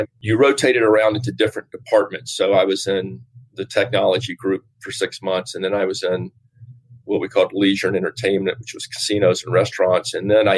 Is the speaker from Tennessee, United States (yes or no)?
yes; Nashville, Tennessee, United States; moved away as an adult; also born or lived in New York / Virginia; I grew up in Nashville, Tennessee